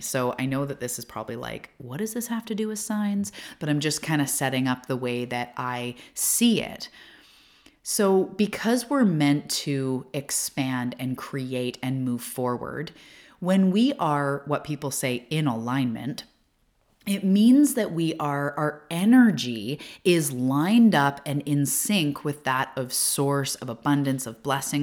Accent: Canada; also born or lived in Vancouver Island, British Columbia; I'm also a Canadian, and I live on Vancouver Island, which is all the way to the West Coast of Canada

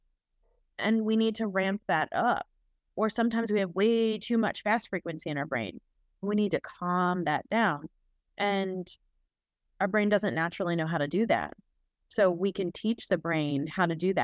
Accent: New Jersey, United States; I'm Italian and I'm from Jersey.

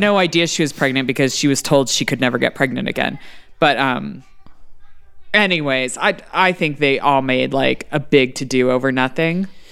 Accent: Texas, United States; As a Texan

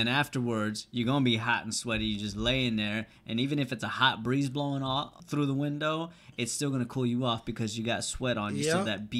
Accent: New York City, New York, United States; born there; Yeah, I was born in Brooklyn.

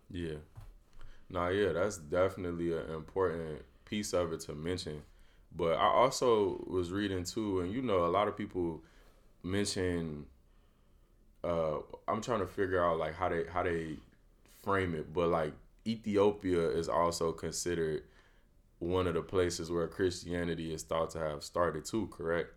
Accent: Chicago, Illinois, United States; I'm from the Chicagoland area

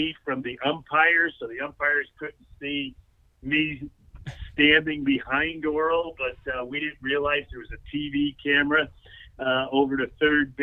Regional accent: Stamford, Connecticut, United States; my hometown

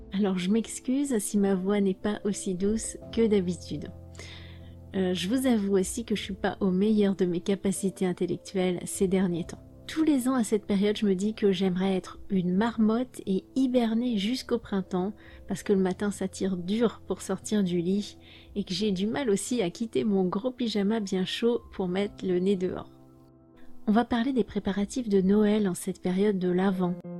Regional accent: France; J'ai grandi en France, comme vous le savez, dans une famille française.

